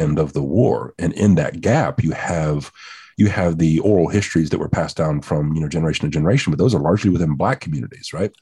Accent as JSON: {"language": "English", "region": "the South", "country": "United States", "said": "as a Southerner"}